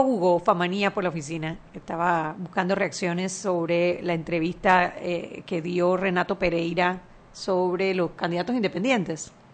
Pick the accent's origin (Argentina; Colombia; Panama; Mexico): Panama; Nosotros los panameños